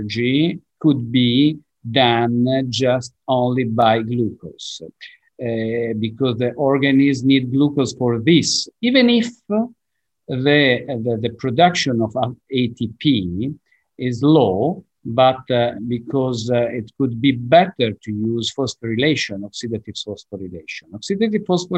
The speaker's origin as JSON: {"language": "English", "town": "Genoa", "region": "Liguria", "country": "Italy", "second_language": "English", "said": "I'm from Genova. Genova is in the north of Italy"}